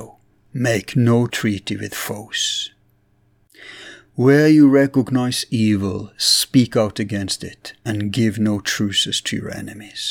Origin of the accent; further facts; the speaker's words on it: Bergen, Vestland, Norway; my hometown, Bergen